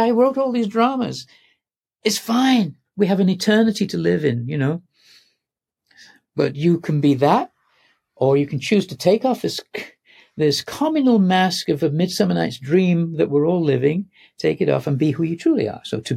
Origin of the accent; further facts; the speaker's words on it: Manchester, North West England, United Kingdom; moved away; I'm English. I was born in Manchester